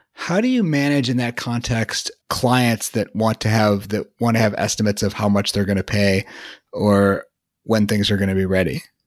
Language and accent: English; Chicago, Illinois, United States; moved away as an adult; also born or lived in Boston; I grew up in Chicago, but I lived in Boston for a while and had just moved back to Chicago at that point